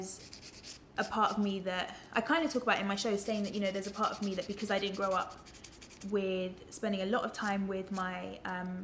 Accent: London, United Kingdom; I grew up in London

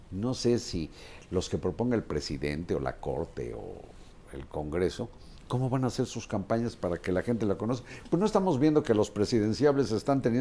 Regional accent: Mexico; Yo soy mexicano y orgullo lo tengo. Esta es mi cédula de identidad.

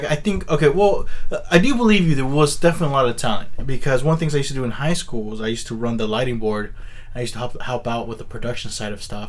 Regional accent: Milpitas, California, United States; now in San Jose, United States; Because I grew up in Milpitas.

